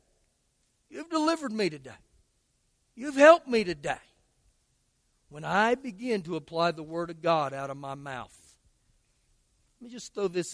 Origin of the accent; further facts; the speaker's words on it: Lubbock, Texas, United States; I'm from Lubbock